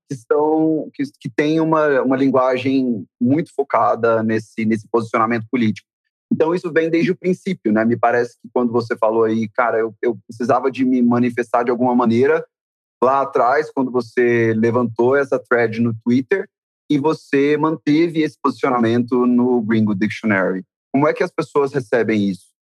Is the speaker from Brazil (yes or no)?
yes; Goiás, Brazil; eu também sou goiano